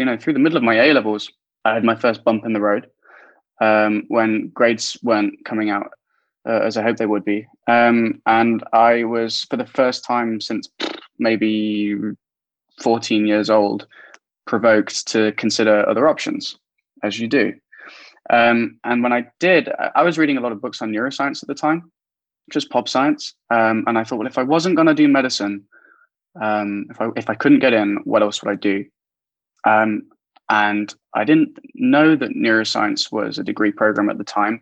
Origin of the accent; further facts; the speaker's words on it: Derby, East Midlands, United Kingdom; I'm a Midlands boy. I grew up in the East Midlands in Derby, not far from Nottingham. A small town called Spondon